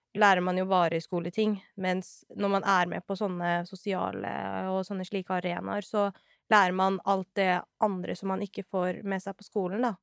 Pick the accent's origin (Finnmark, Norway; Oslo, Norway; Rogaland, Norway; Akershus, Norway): Oslo, Norway; jeg er født og oppvokst her i Oslo